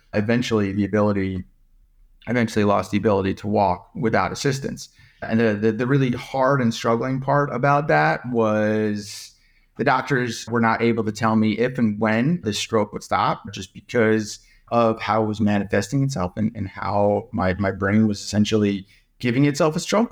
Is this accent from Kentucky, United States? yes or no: no; New York, United States; now in Menlo Park, United States; I was born and raised in New York.